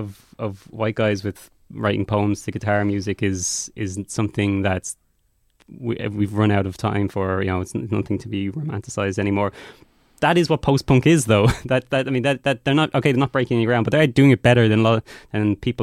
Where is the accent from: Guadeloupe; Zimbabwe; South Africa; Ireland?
Ireland; as an Irish person.